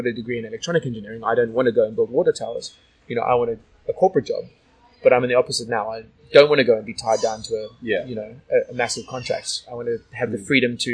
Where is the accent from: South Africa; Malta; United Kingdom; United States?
South Africa; now in Sydney, Australia; a good friend of mine who I grew up with in South Africa